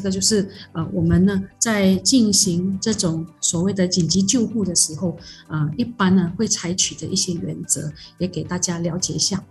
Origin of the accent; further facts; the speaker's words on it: Malaysia; 我们马来西亚人